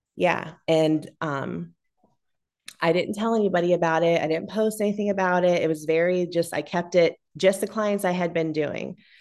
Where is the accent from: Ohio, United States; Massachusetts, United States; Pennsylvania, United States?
Ohio, United States; Massillon; I grew up in Massillon